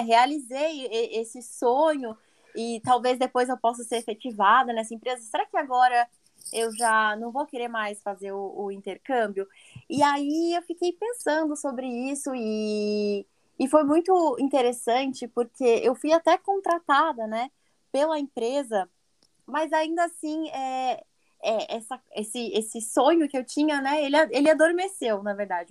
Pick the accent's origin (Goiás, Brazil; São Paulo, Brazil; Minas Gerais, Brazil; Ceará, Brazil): São Paulo, Brazil; São José dos Campos; moved away as an adult; now in Pennsylvania, United States; E no Brasil eu sou do interior de São Paulo, moro na cidade de São José dos Campos.